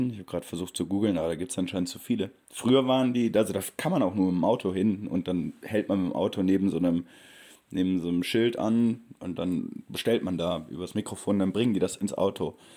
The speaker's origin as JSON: {"language": "German", "country": "Germany", "said": "ich als Deutscher äh, kann halt keine Shotgun kaufen hier"}